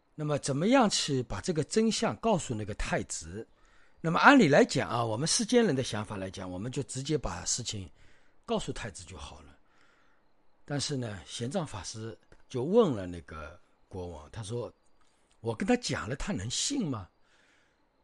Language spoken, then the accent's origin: Chinese; China; 特别是我们中国人